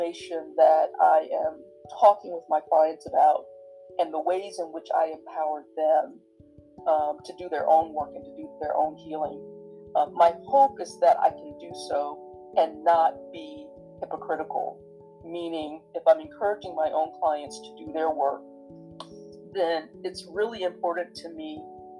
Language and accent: English; the South, United States; my life growing up in the South